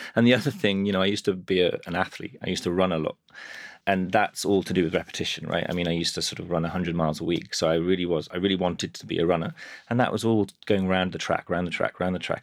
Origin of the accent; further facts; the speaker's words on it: Birmingham, West Midlands, United Kingdom; now in London, United Kingdom; I grew up in Birmingham